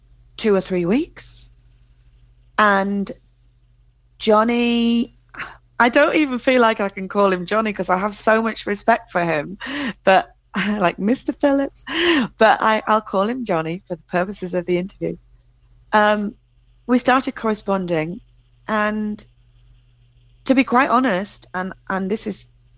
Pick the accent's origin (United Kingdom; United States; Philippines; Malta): United Kingdom; England; as an English, I have that English thing